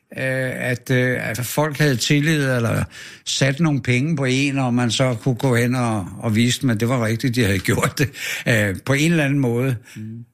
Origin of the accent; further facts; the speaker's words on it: Frederiksberg, Capital Region of Denmark, Denmark; also born or lived in Kastrup, Amager; jeg er født på Frederiksberg, på Asaliavej